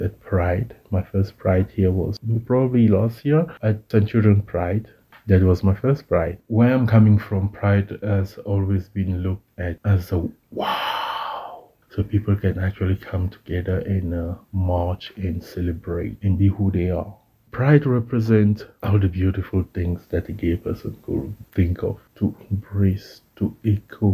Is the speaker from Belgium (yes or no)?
no; Cameroon; moved away as an adult; now in South Africa; from Cameroon